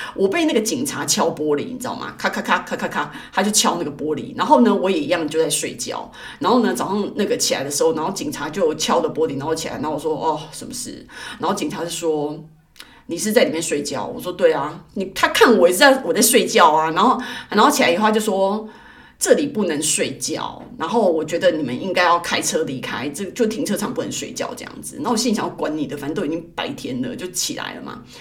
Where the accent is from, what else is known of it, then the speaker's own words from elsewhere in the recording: Taiwan; also born or lived in Sydney, Australia; 我在台湾刚出生的时候